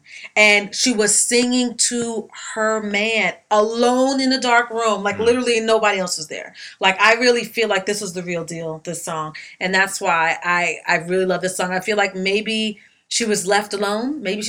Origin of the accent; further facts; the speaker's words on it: New York, United States; come on, girl, I'm from New York. You know better than that.